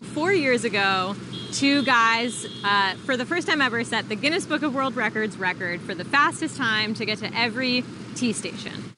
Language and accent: English; Boston, Massachusetts, United States; When I grew up in Dorchester, we would take the tee home from elementary school, and then I went to Boston Latin